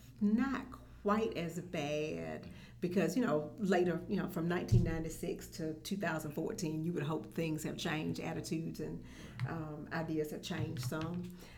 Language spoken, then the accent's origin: English; Augusta, Georgia, United States; also born or lived in Albany; I was born and raised in Augusta.